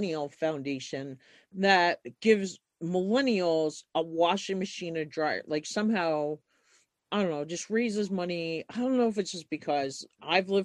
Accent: New York, United States; moved away as an adult; now in Montana, United States; I was born in New York and ended up here in my early 20s too

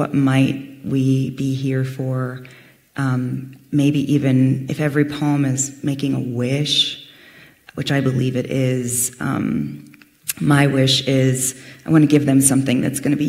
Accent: Fairfield, California, United States; I grew up in a town called Fairfield

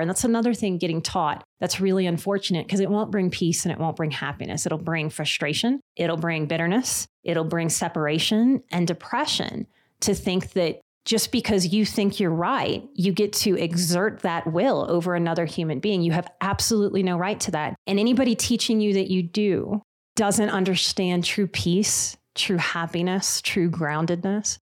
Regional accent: New Orleans, Louisiana, United States; I'm from New Orleans

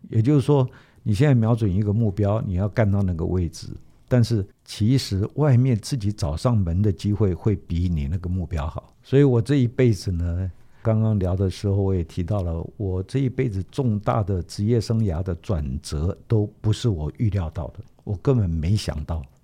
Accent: Taiwan; 我们台湾话讲说

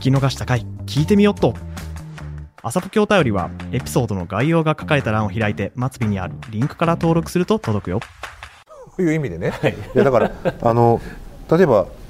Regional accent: Hokkaido, Japan; moved away as an adult; now in Kansai, Japan; 僕北海道の出身でですね関西に来たのは29歳の時なんですけども

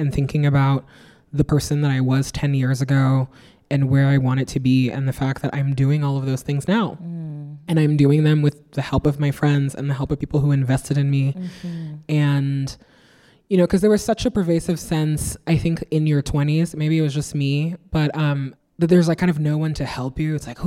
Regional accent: Nigeria; now in New York, United States; I grew up in West Africa under 3 dictatorships

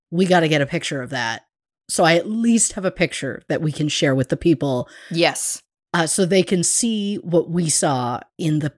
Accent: United Kingdom; I'm very British in the way of getting a compliment and being like, like just anything but accepting and hearing those words.

